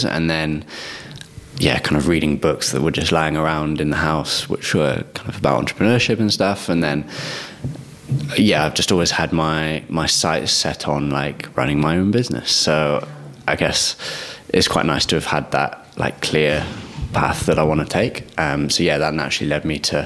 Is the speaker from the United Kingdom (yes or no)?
yes; Hereford, West Midlands, United Kingdom; I grew up in a small town called Hereford